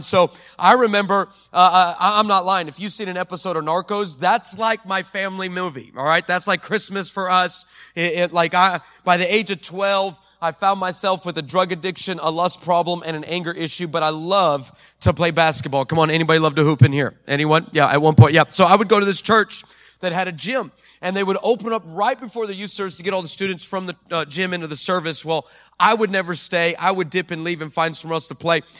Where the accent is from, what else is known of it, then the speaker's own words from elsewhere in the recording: El Paso, Texas, United States; my hometown, uh, um, in, in the nine one five in El Paso